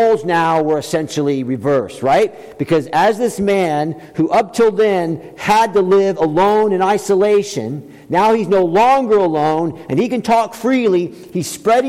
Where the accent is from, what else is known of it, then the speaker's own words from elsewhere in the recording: the South, United States; when I was growing up, I grew up in the South.